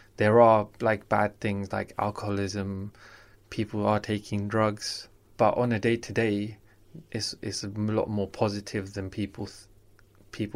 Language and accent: English; London, United Kingdom; I grew up in South London.